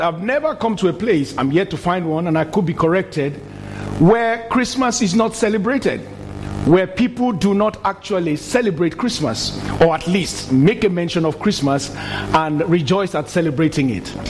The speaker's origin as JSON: {"language": "English", "country": "Nigeria", "tie": "born or raised there", "moved": "as an adult", "said": "in my country, my home country, Nigeria, when I was very young, the first 30 years of my life, all I knew was military rule"}